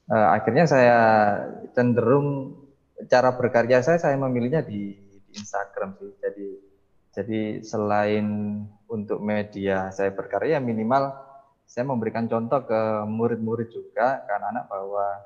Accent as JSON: {"language": "Indonesian", "town": "Mojokerto", "region": "East Java", "country": "Indonesia", "tie": "born or raised there", "said": "karena pengetahuan saya ketika SMA sampai kuliah di Mojokerto musiknya mungkin juga masih seputar band"}